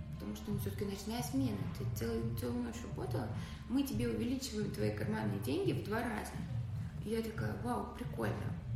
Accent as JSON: {"language": "Russian", "town": "Tula", "region": "Tula Oblast", "country": "Russia", "moved": "yes", "said": "я из Тулы"}